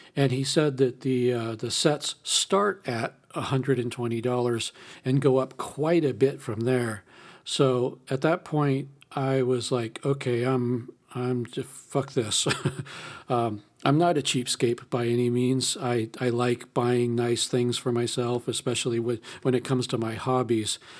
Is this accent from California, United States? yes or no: yes; California, United States; I'm from California